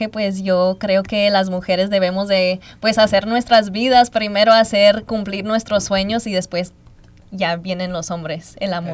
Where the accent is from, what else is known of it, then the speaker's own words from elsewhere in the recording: Los Angeles, California, United States; Yo soy de Los Ángeles, California, nací en los Estados Unidos, pero mi familia es de Guanajuato y mi mamá es del Salvador.